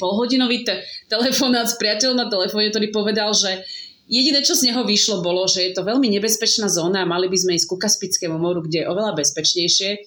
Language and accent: Slovak; Slovakia